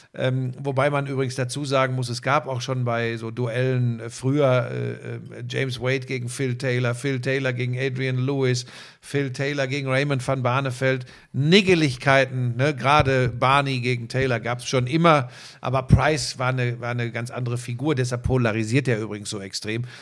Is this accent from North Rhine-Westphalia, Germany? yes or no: yes; Hagen, North Rhine-Westphalia, Germany; wir sind ja beides Hagener Jungs. Wir kommen ja beide aus Hagen